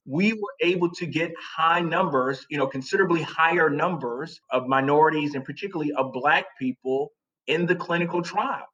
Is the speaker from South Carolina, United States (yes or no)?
yes; South Carolina, United States; moved away as an adult; now in New York, United States; I'm from South Carolina, grew up in South Carolina